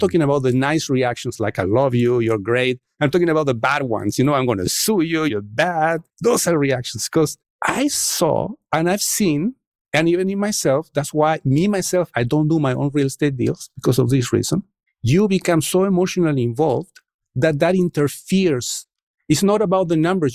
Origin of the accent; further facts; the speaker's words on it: Chile; English is a second language; moved away as an adult; now in United States; I come from Chile, and in Chile, especially at the time that I was growing up, was a very dynamic country